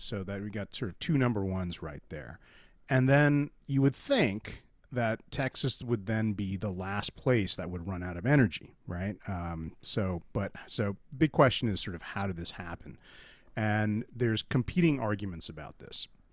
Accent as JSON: {"language": "English", "country": "India", "tie": "born or raised there", "moved": "yes", "lives_now": "United States", "said": "I was born in India"}